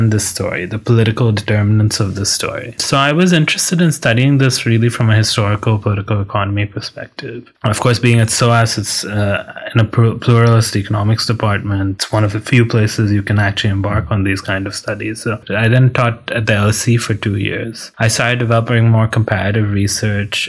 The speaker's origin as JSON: {"language": "English", "country": "India", "also_born_or_lived": "United States / United Kingdom", "moved": "as an adult", "lives_now": "Manchester, United Kingdom", "said": "I am Indian"}